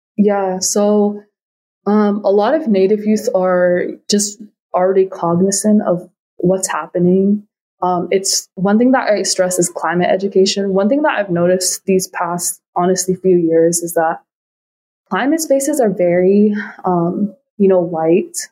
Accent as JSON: {"language": "English", "town": "Anchorage", "region": "Alaska", "country": "United States", "tie": "born or raised there", "said": "I grew up in Anchorage, which is, you know, one of the biggest cities in Alaska"}